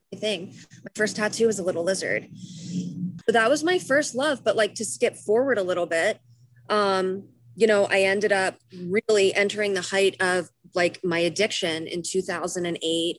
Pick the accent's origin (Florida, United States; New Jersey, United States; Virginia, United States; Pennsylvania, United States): Pennsylvania, United States; farm country outside Harrisburg; moved away; I grew up in in Pennsylvania, right, mm-hmm. which is very different for at least with my experience in like kind of farm country outside Harrisburg.